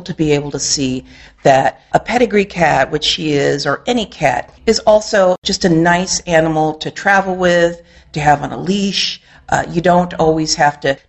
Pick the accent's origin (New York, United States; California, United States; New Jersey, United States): California, United States; Southern; now in Reston, Virginia, United States; I'm originally from Southern California.